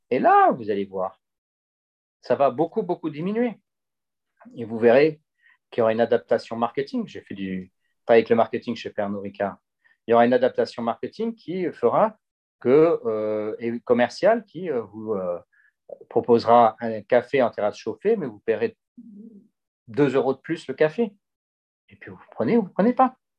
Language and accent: French; Gardanne, Provence-Alpes-Côte d'Azur, France; jamais oublié que je suis de Gardanne et pas du 16e arrondissement de Paris